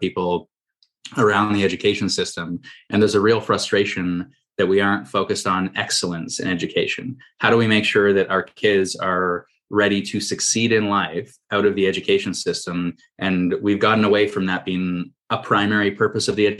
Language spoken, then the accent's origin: English; Toronto, Ontario, Canada; I'm from Toronto